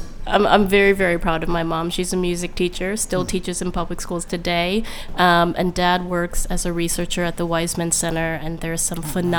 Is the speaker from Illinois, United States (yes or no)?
no; Madison, Wisconsin, United States; I'm born and raised in Madison. Pretty sure I'm a lifer.